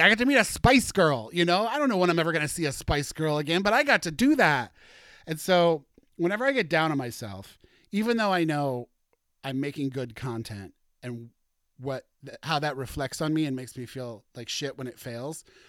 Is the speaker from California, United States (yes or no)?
no; Warrenton, Missouri, United States; now in Seattle, United States; my hometown, Warrenton, tiny, teeny, tiny nothing town in Missouri